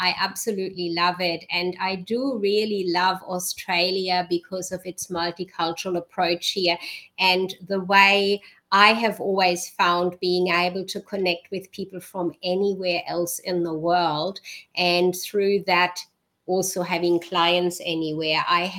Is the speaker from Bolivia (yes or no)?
no; Germany; born there; I was born in Germany, so my accent switches. different people hear different accents.